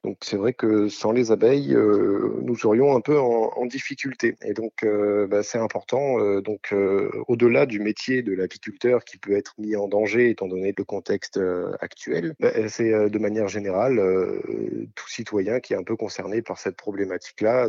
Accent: Toulon, Provence-Alpes-Côte d'Azur, France; je suis né dans le Var à Toulon

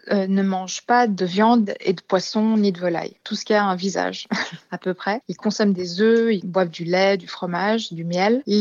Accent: China; Et c'est vrai bon, j'ai grandi en Chine euh, une, bonne partie de ma vie.

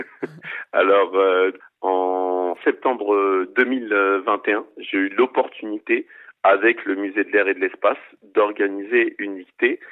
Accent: Seine-Saint-Denis, Île-de-France, France; je suis natif de Seine-Saint-Denis, je réside toujours en Seine-Saint-Denis.

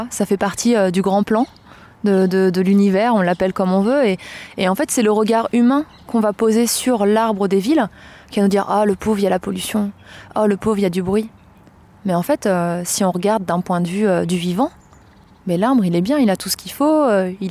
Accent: Blois, Centre-Val de Loire, France; dans la ville de Blois, dans le Loir-et-Cher, qui est ma ville natale.

